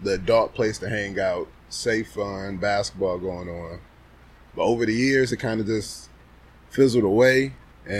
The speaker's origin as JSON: {"language": "English", "town": "Michigan City", "region": "Indiana", "country": "United States", "tie": "born or raised there", "moved": "as an adult"}